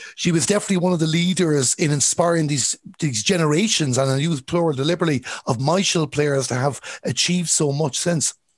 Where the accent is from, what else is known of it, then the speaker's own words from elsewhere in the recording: Galway, Connacht, Ireland; I'm from Galway